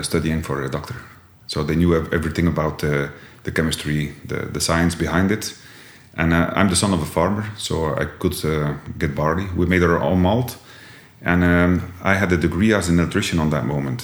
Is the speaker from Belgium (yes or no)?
yes; Jabbeke, Flanders, Belgium; accent: Jabbeke dialect, between Ostend and Bruges; English is a second language; also born or lived in Bruges; I was born in Jabeek